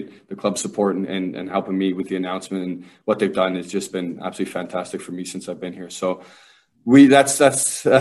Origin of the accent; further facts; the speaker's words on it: Kitchener, Ontario, Canada; a kid from Kitchener, Ontario